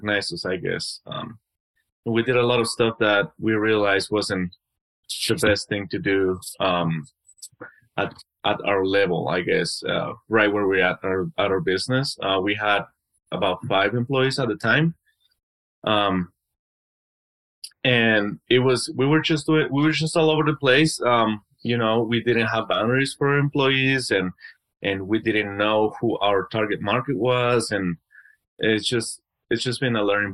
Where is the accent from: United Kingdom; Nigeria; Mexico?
Mexico; moved away as an adult; now in United States; I'm from Mexico